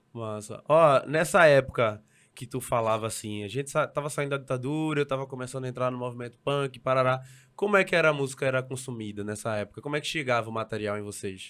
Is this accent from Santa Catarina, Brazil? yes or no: no; Recife, Pernambuco, Brazil; Eu saí do Ibura